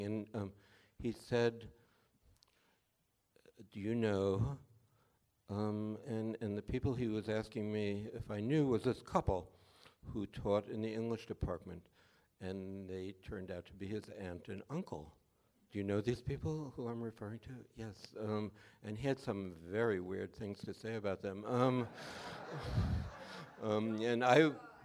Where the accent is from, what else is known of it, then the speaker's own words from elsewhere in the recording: New York City, New York, United States; We were both from New York. He was from Queens. I'm from the Bronx